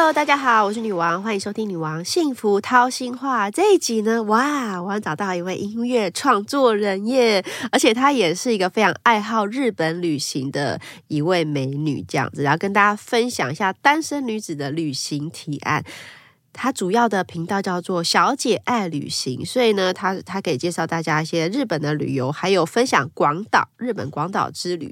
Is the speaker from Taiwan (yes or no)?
yes; Taiwan; 我是台湾人，我一定要说我是台湾人